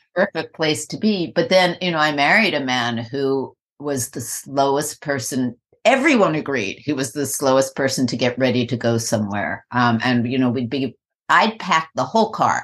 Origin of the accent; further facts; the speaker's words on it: New York, United States; I'm from New York